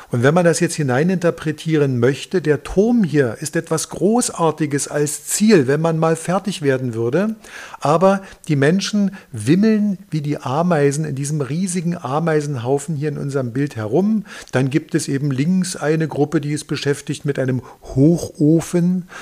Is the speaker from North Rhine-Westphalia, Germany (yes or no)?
no; Dresden, Saxony, Germany; als Dresdner